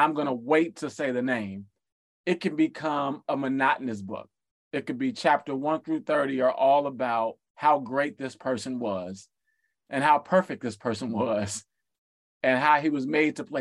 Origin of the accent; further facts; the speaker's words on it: Chicago, Illinois, United States; I grew up in Chicago